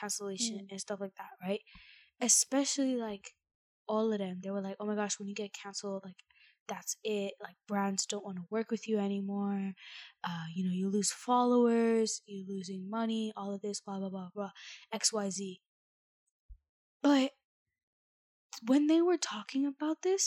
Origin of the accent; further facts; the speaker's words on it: Canada; I'm Canadian